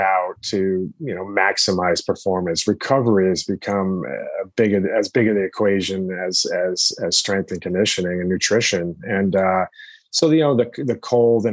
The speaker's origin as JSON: {"language": "English", "region": "Connecticut", "country": "United States", "tie": "born or raised there", "said": "I grew up in Connecticut"}